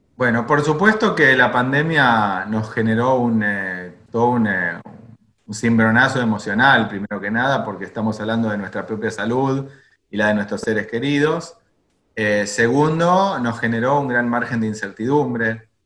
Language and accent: Spanish; Argentina; moved away as an adult; also born or lived in Jerusalem, Israel / Santiago, Chile / Buenos Aires, Argentina; no volví a la Argentina, de donde, donde yo nací